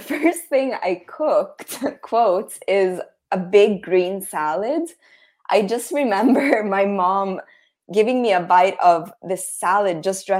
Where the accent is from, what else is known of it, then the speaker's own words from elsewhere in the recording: Rome, Lazio, Italy; So I was born and raised in Rome, Italy, and I currently lead food tours full-time. I work with my mom, who's American, and I lead day tours in Rome.